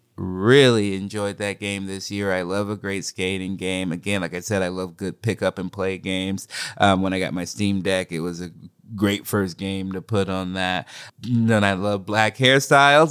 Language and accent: English; Oregon, United States; I grew up in Oregon